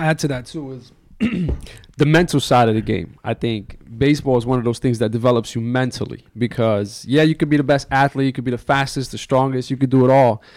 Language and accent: English; New York, United States; New York wasn't really like a big hockey town